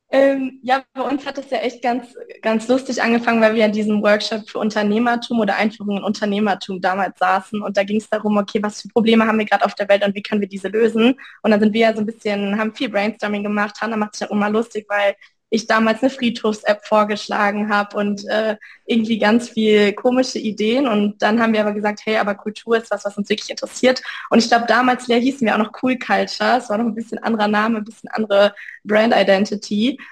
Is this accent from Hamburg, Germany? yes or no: no; Münster, North Rhine-Westphalia, Germany; moved away as an adult; ich komme ursprünglich aus Münster, habe da mein Abi 2020 gemacht